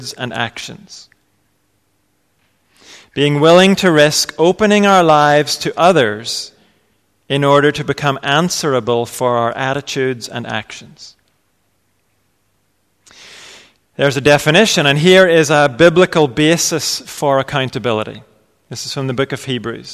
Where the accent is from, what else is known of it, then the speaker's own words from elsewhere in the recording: England, United Kingdom; we're English